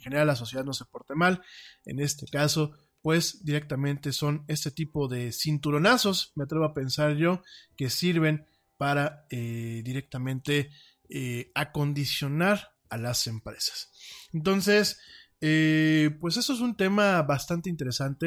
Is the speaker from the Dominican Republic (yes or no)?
no; Mexico; como decimos aquí en mi país